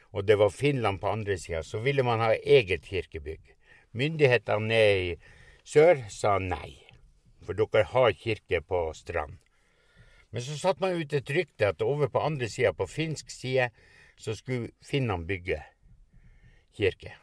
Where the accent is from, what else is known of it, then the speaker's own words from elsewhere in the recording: Pasvik, Finnmark, Norway; Hjemplassen min er en mil lengre nord. Det var den øverste gården som ble brent. Og den hadde far min kjøpt i 42